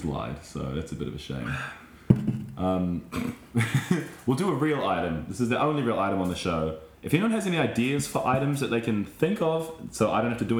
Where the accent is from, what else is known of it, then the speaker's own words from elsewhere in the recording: New Zealand; you as a New Zealander